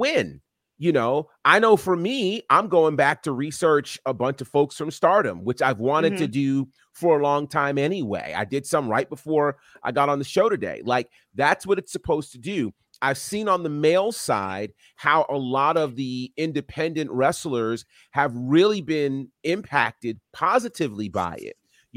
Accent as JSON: {"language": "English", "region": "New York", "country": "United States", "tie": "born or raised there", "said": "growing up in New York pre-internet"}